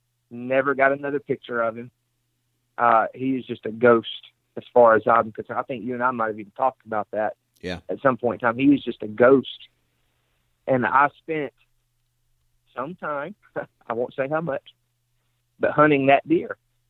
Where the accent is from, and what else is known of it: Mississippi, United States